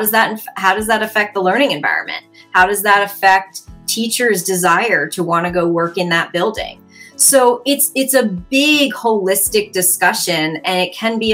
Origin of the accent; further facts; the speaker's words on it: Baltimore, Maryland, United States; my hometown, Baltimore City